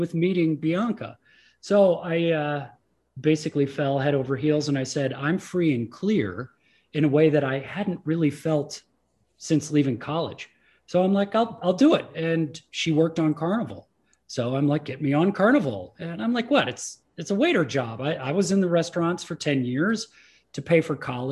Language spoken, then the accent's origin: English; Midwest, United States; first language English; I grew up in the Midwest.